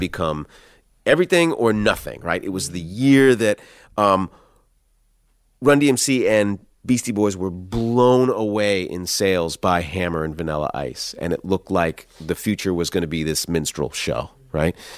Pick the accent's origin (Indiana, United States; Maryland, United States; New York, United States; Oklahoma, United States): Maryland, United States; Columbia; I grew up in Columbia, Maryland